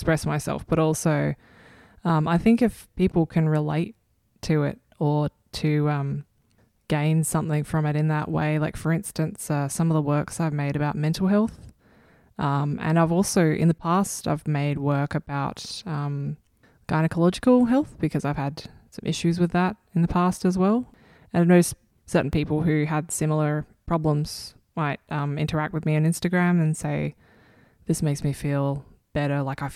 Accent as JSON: {"language": "English", "town": "Adelaide", "region": "South Australia", "country": "Australia", "tie": "born or raised there", "said": "I was born in Adelaide"}